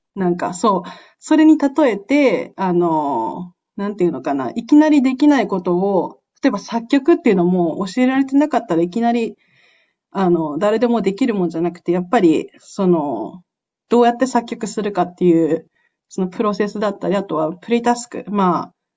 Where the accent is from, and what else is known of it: Japan; moved away